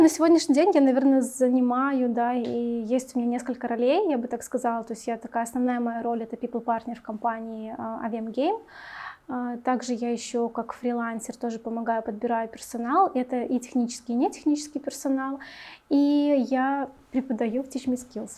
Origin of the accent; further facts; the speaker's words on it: Minsk, Belarus; Мне 28, я из города Минск